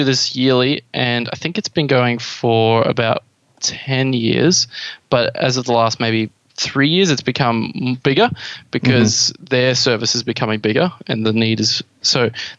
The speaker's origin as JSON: {"language": "English", "town": "Toowoomba", "region": "Queensland", "country": "Australia", "said": "I'm from Toowoomba"}